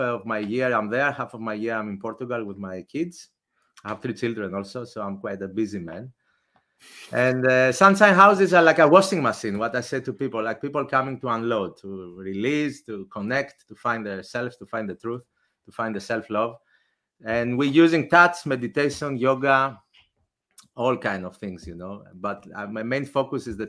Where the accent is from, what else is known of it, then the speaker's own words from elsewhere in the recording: Athens, Attica, Greece; I grew up in Athens